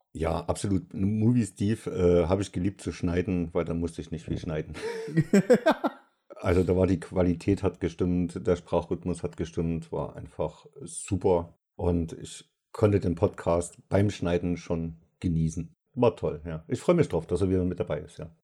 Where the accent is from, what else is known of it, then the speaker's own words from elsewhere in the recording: Saxony, Germany; Ich bin ein Sachse